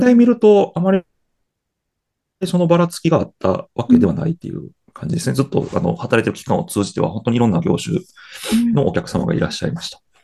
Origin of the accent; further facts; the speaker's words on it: Kyoto, Japan; 生まれも育ちも京都です。